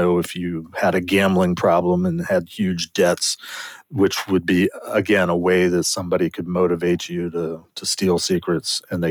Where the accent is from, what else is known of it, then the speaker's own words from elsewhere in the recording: Maryland, United States; I was born and raised in Maryland